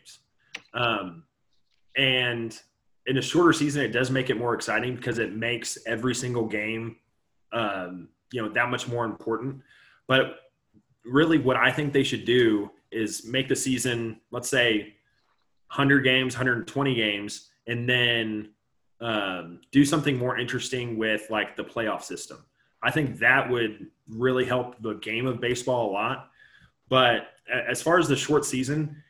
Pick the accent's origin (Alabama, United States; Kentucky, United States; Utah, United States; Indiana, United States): Indiana, United States; I grew up in Indiana